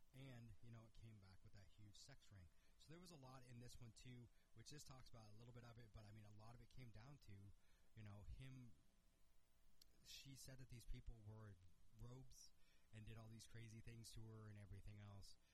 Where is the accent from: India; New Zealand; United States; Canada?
United States; Washington; my home state, Wenatchee, Washington